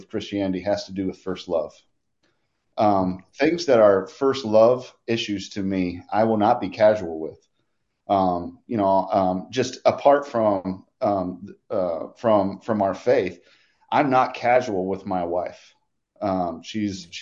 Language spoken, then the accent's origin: English; Indiana, United States; I was born right here in Indiana, not in the Indy area, but up in Northeast Ohio. Grew up on a farm